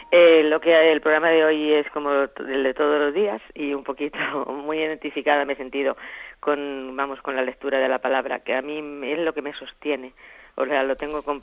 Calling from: Albacete, Castilla-La Mancha, Spain; de Albacete

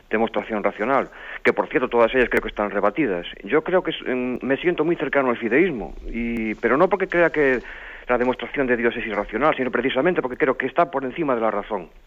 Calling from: Pontevedra, Galicia, Spain; Soy …, llamo de Pontevedra.

